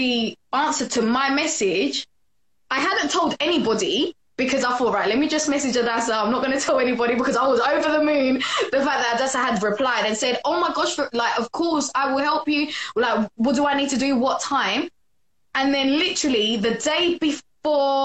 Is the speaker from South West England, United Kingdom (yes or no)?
no; London, United Kingdom; I'm from London! Let me be precise. East London, Newham, at the borough, east side.